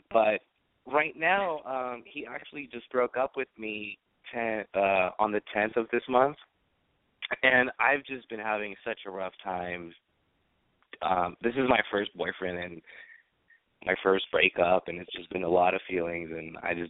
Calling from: San Francisco, California, United States; I'm 22. I'm calling from San Francisco.

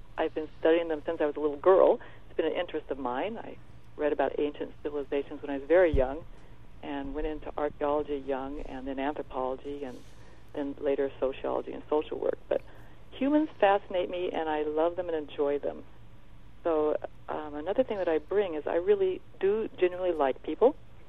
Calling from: Oregon, United States; I'm on the Oregon coast, up towards Astoria, sitting in a lovely little

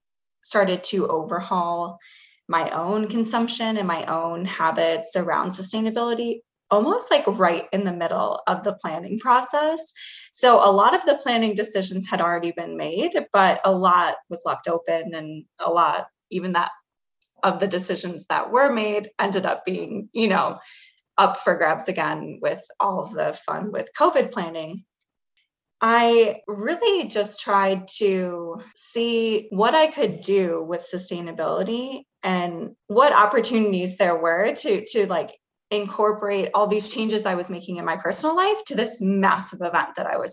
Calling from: Chicago, Illinois, United States; I am calling from Chicago.

